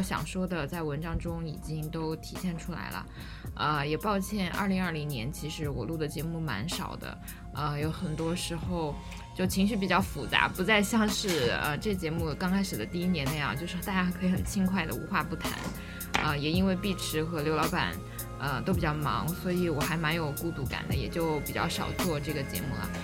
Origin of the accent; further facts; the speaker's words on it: China; 我们中国人